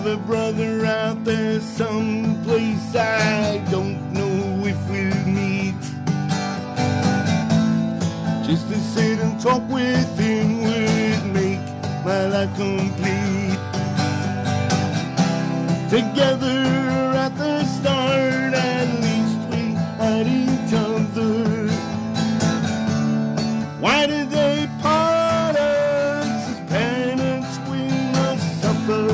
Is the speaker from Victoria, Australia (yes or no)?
yes; Melbourne, Victoria, Australia; also born or lived in Horsham / Dimboola; I was born in Horsham, spent the first 2.5 years in Dimboola, and then they put my brother, my sister, myself on a train and sent us to Melbourne.